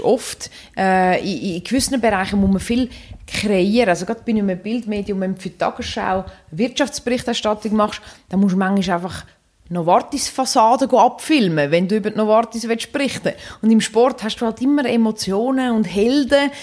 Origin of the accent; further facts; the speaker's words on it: Dübendorf, Zurich, Switzerland; Ich bin in Dübendorf aufgewachsen, wo es eine Eisbahn hat